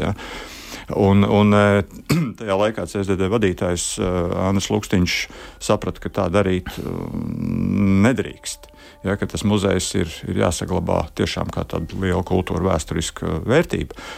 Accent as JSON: {"language": "Latvian", "town": "Riga", "country": "Latvia", "also_born_or_lived": "Kurzeme", "said": "es nāku no Rīgas"}